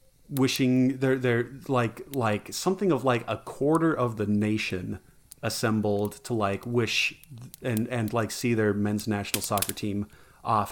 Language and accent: English; United States; I also love being an American and living in this nation.